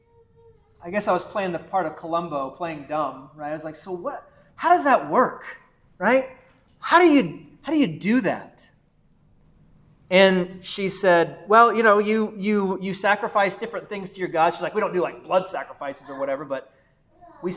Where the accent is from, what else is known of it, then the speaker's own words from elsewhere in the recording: Texas, United States; moved away as an adult; also born or lived in Valley City, Ohio; I was from Texas